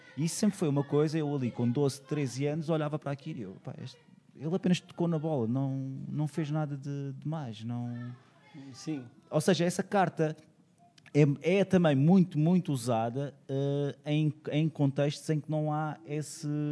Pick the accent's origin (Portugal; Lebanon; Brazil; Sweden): Portugal; Madeira; moved away as an adult; eu cresci numa ilha, eu cresci na Madeira e cresci durante, e estive lá durante 18 anos.